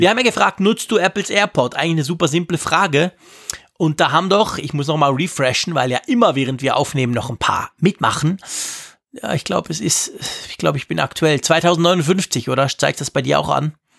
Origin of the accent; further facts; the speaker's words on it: Switzerland; Gerade als Schweizer